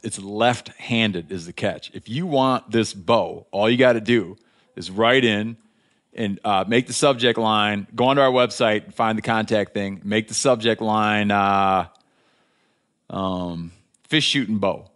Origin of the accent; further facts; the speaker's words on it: Michigan, United States; moved away; being from my home state of Michigan